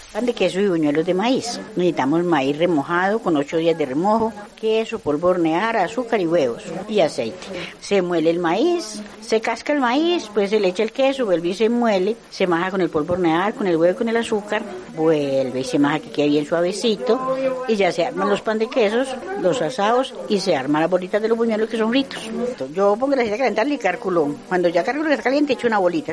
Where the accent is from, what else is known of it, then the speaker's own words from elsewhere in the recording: Medellín, Antioquia, Colombia; soy de la Cruz, del sector de Los Alticos